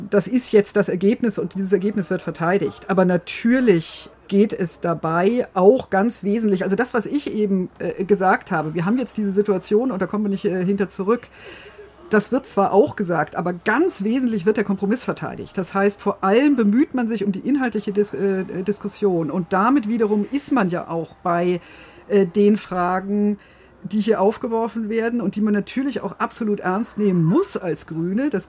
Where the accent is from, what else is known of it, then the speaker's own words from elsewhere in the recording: Bavaria, Germany; Also ich, ich komme aus Bayern und äh, bin inzwischen über 50